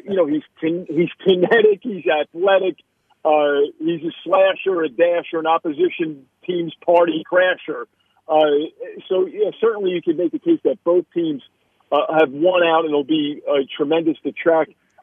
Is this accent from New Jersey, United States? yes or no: yes; Hudson County, New Jersey, United States; I grew up in Hudson County, right across the Hudson River, in the shadow of the Manhattan skyline